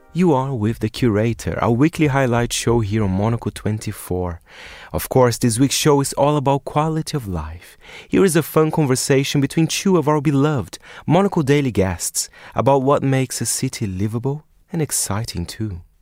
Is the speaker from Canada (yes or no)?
no; Brazil; I'm from Brazil